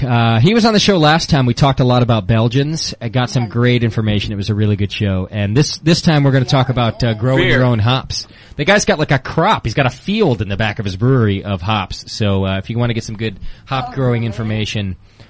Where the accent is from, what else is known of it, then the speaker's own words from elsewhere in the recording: Southern California, United States; also born or lived in Martinez, California; I'm from Southern California.